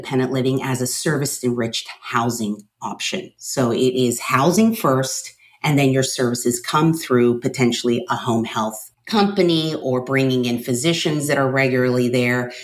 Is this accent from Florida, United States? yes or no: yes; Miami, Florida, United States; moved away; I am originally from Miami